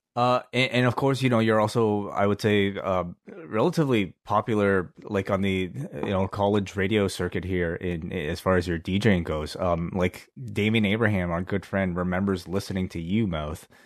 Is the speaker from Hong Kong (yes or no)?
yes; Hong Kong; we grew up in Hong Kong